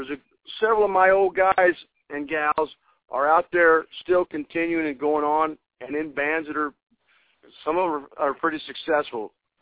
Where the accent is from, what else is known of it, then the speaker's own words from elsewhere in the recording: Hillsboro, Illinois, United States; Well, we're from Southern Illinois, Hillsboro, Illinois. It's 65 miles east of St. Louis